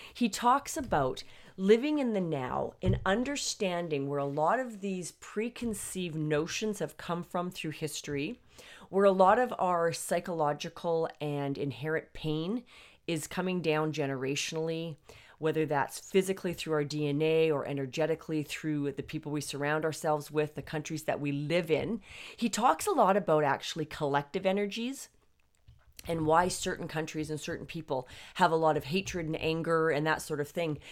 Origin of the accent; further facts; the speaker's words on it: Canada; I'm actually Canadian.